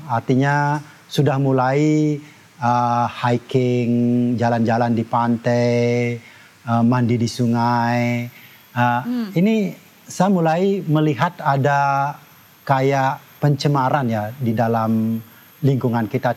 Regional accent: Tabanan, Bali, Indonesia; moved away as an adult; also born or lived in United States; saya dilahirkan di uh, desa kecil uh, namanya uh, Banjar Jangkahan, Desa Batuaji, Kecamatan Keramitan, Tabanan

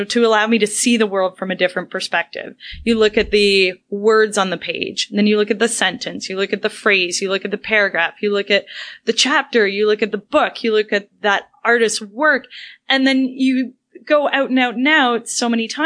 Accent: Brampton, Ontario, Canada; we're both local, you know, we're both from Brampton, Ontario.

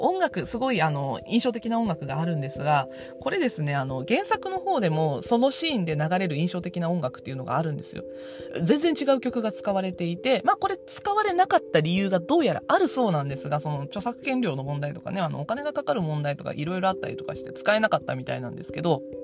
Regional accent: Nagasaki, Japan; born or raised there

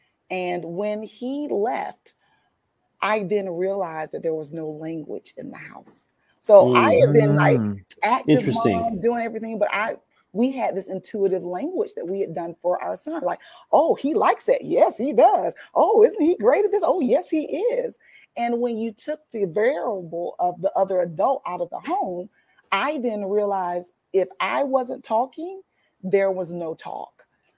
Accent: Ocala, Florida, United States; Okay, well, I was born in a small town that isn't that small anymore. I'm from Ocala, Florida. There, I was born to a teenage mother. And throughout childhood, I moved quite a bit through kinship care, moving from family member to family member.

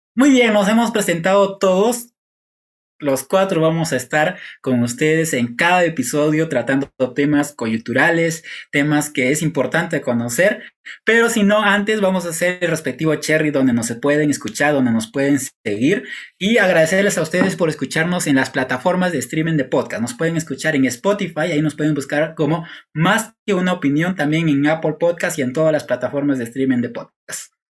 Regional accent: Peru; cumplimos como ciudadanos peruanos

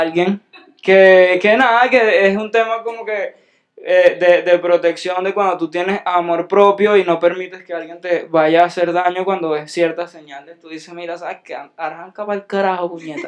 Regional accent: Venezuela; yo soy un venezolano

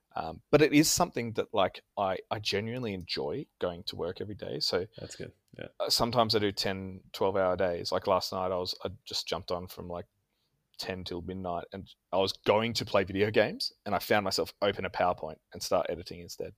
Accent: Canberra, Australian Capital Territory, Australia; I am from Canberra, which is the capital of uh, Australia just south of Sydney

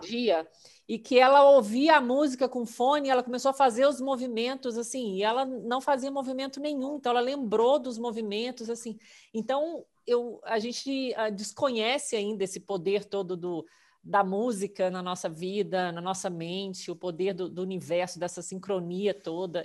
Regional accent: Minas Gerais, Brazil; moved away; Eu, que sou mineira

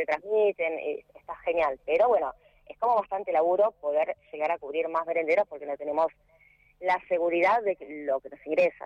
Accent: San Martín, Buenos Aires Province, Argentina; Yo soy de San Martín, Buenos Aires.

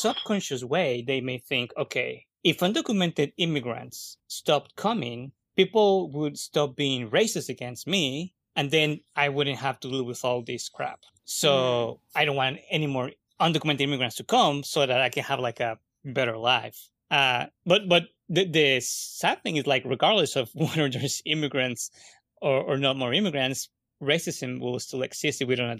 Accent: Guatemala; moved away; I'm coming from Guatemala. I'm Guatemalan.

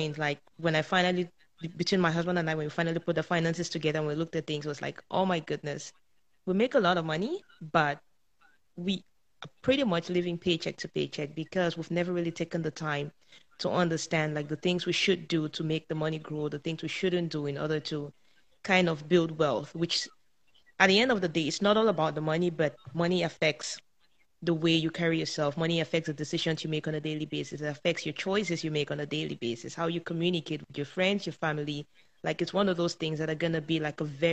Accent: Cameroon; moved away as an adult; now in Canada; I was born and raised in Africa, in a small country called Cameroon. And I moved over to Canada at the age of 24

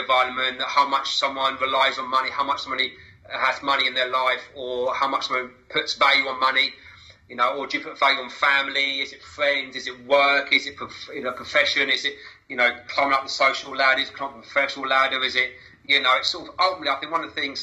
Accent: Basingstoke, South East England, United Kingdom; now in Worthing, United Kingdom; I was born in Hampshire and Basingstoke, which had a certain ethos about it

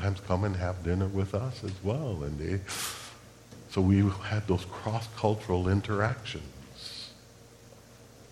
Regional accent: Chicago, Illinois, United States; I'm Puerto Rican. I was born and raised in Chicago, Illinois

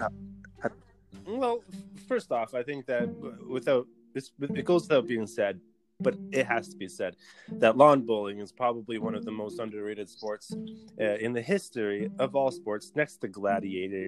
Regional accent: Halifax, Nova Scotia, Canada; now in Edmonton, Canada; I was born in Halifax

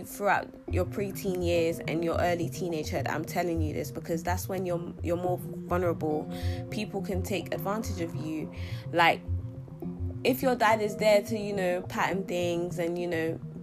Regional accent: London, United Kingdom; also born or lived in Sierra Leone; I was born here in London, but I stayed the first 6 years of my life. I lived the first 6 years of my life in Sierra Leone. Then I came back to London. I arrived back to London on my 7th birthday, and since then I've been living in London.

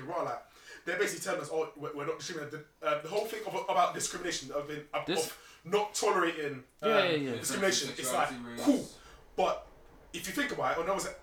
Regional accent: Jamaica; I knew from seeing adults around me growing up in Jamaica

